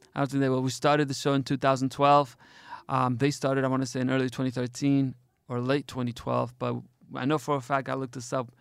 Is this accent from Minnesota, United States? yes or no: no; Detroit, Michigan, United States; now in Erbil, Iraq; I grew up in Detroit, but I'm not from Detroit. I'm from here